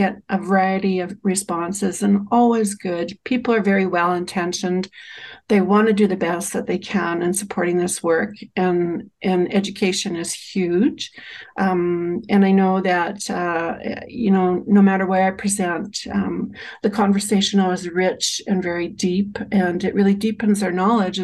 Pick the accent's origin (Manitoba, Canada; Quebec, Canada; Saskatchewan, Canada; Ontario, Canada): Saskatchewan, Canada; also born or lived in Chestermere, Alberta; now in Alberta, Canada; I'm Cree and I'm from Treaty 6